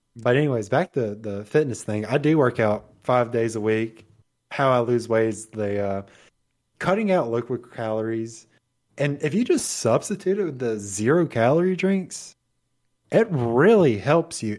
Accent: Mississippi, United States; I'm from Mississippi

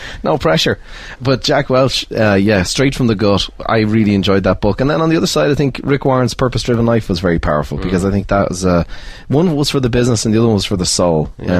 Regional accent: Ireland; I never thought growing up in Ireland I'd meet a millionaire, never mind a billionaire.

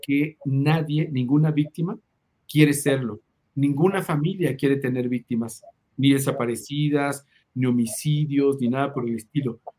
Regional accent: Mexico

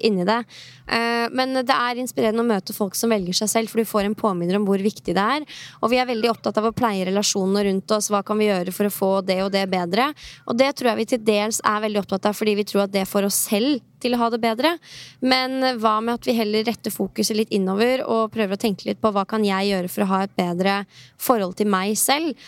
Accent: Norway; hjemme i Norge

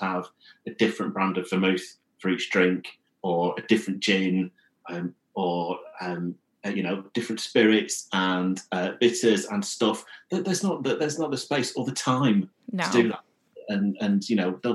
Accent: Blackburn, North West England, United Kingdom; I grew up in Blackburn in Lancashire

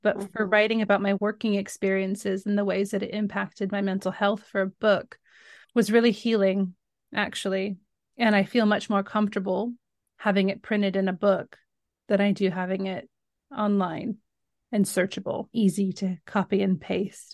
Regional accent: Northern California, United States; moved away as an adult; now in London, United Kingdom; I grew up in Northern California.

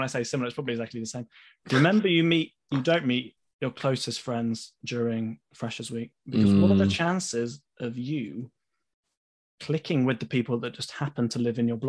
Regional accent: Leeds, Yorkshire and the Humber, United Kingdom; moved away as an adult; Growing up in Leeds

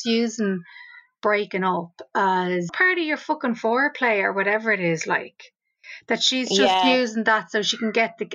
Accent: Ireland; as Irish people

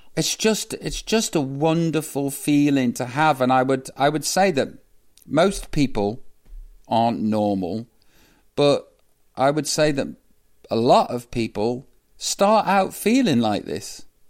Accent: Stoke-on-Trent, West Midlands, United Kingdom; moved away; I come from Stoke. I love my hometown

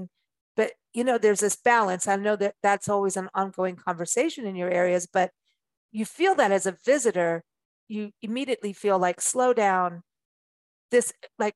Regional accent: South Africa; moved away; also born or lived in Port Elizabeth; I grew up in South Africa and windsurfing was a big deal in Port Elizabeth, where I lived at one point

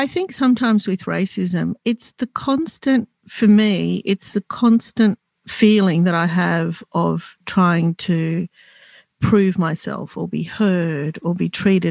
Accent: Australia; I'm Lebanese Australian, and I identify, even though I was born here, with being more Lebanese than I do Australian

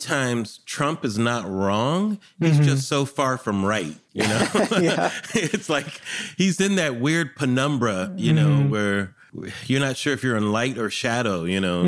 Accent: California, United States; I'm from California

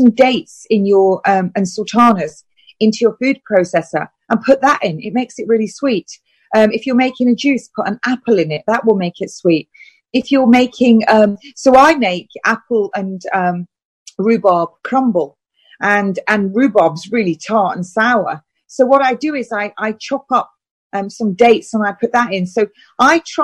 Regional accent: United Kingdom; I'm British.

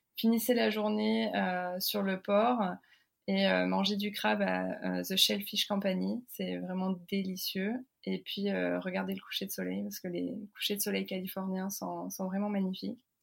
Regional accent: France; moved away as an adult; also born or lived in Oklahoma, United States; now in Houston, United States; la façon dont j'ai grandi en France

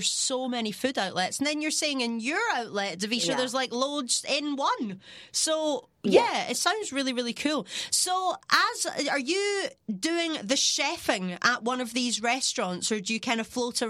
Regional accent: Scotland, United Kingdom; because I'm Scottish

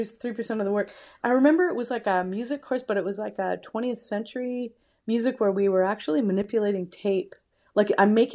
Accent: Kelowna, British Columbia, Canada; also born or lived in Windsor, Canada; I was born in Windsor, Ontario, but I grew up out west in Kelowna.

